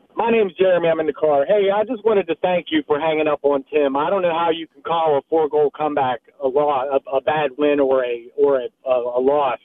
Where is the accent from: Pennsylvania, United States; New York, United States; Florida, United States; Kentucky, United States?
Pennsylvania, United States; Pittsburgh; now in Columbus, United States; I live in Columbus, but I'm originally from Morningside, Pittsburgh